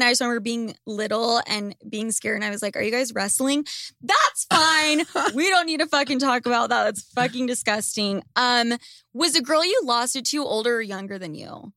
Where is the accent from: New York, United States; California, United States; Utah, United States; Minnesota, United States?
Utah, United States; Salt Lake City; Lucas and I grew up in Salt Lake City, Utah